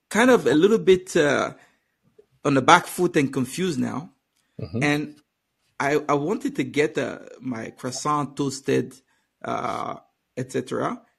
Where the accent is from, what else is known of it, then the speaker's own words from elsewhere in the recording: Benin; first language French; English is a second language; now in France; So for background, I I speak native French. I'm from Benin and spent a long time in France